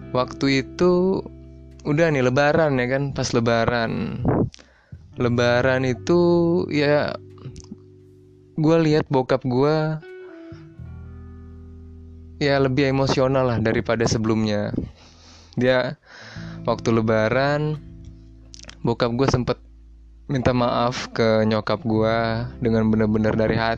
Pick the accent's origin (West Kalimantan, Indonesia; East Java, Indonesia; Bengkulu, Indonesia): Bengkulu, Indonesia; gue balik lah balik kampung gue ke Bengkulu gue dari Bengkulu by the way dan gue SMA di Jababeka di SMA Presiden